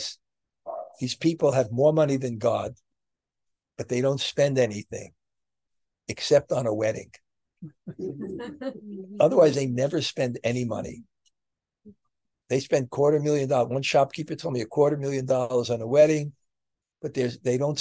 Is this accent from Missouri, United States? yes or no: no; New York, United States; moved away; I'm from New York